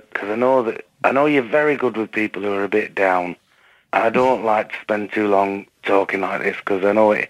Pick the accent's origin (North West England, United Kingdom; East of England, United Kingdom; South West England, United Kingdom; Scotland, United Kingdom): North West England, United Kingdom; Southport; I'm from Southport.